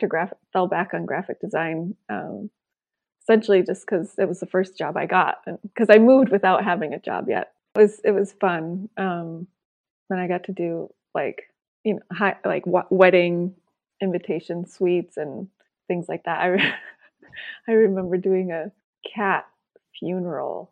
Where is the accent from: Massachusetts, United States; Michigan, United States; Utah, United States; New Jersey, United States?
Michigan, United States; moved away as an adult; now in Los Angeles, United States; I grew up in Michigan